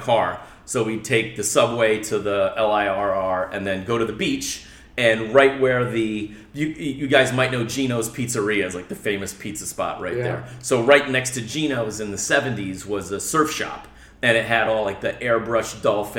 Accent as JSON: {"language": "English", "town": "New York City", "region": "New York", "country": "United States", "tie": "born or raised there", "said": "Born and raised in New York City"}